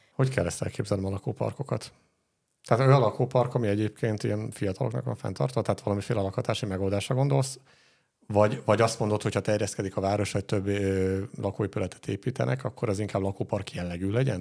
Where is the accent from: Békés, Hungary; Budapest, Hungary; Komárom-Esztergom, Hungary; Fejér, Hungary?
Fejér, Hungary; Dunaújváros; Itt Dunajvárosban milyen élni? Ez azért fura saját szempontból, mert itt születtem